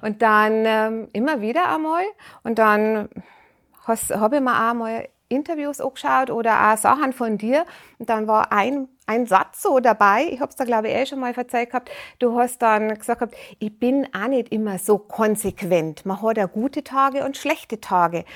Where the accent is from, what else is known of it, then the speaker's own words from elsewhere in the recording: Rosenheim, Bavaria, Germany; Bayern, Rosenheim. ja, ja, also ich rede jetzt ganz einfach Dialekt